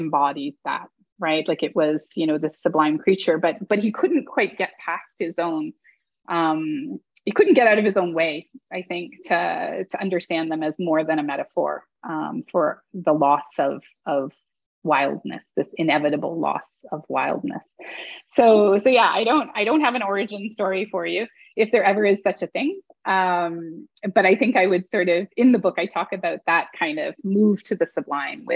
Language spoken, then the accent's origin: English; Toronto, Ontario, Canada; I grew up in Toronto.